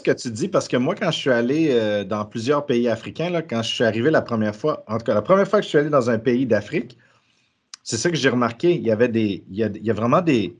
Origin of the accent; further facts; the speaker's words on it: Quebec, Canada; moved away; je suis originaire du Québec